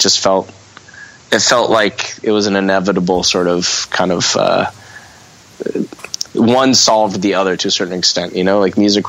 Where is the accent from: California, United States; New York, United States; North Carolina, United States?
California, United States; Redondo Beach; I grew up in Redondo until I was about 9. And then my mom, through her first marriage, she saved up a whole bunch of money and had a house in Manhattan Beach that she built herself.